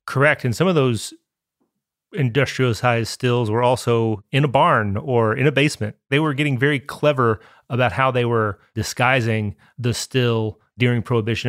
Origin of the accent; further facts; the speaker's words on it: Lebanon, Kentucky, United States; I grew up Catholic in Marion County